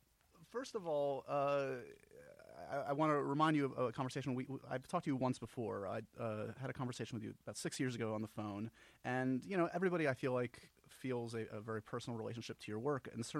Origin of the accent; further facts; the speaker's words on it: New York, United States; being a lifelong New Yorker